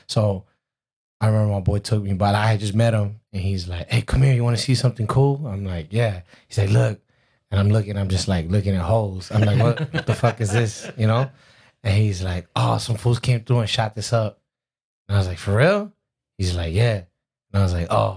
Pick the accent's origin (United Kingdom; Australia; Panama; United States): United States; Ontario, California; also born or lived in Montebello, California; I was born in Montebello. I was born in Beverly Hospital. I got a lot of family like on the east side of LA. And then when I was five, we moved out to Ontario. That's where I grew up at, my stomping grounds.